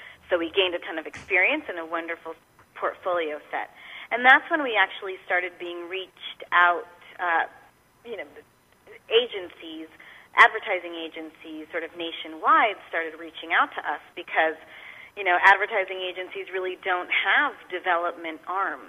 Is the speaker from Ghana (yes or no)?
no; Spain; moved away as an adult; now in San Antonio, United States; I'm originally from Spain and moved here when I was 21, actually, to finish college